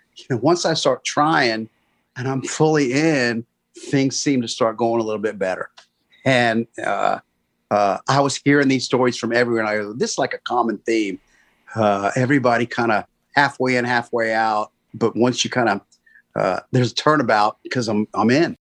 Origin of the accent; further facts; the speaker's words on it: Gainesville, Florida, United States; I grew up in Gainesville, so I didn't just come in for college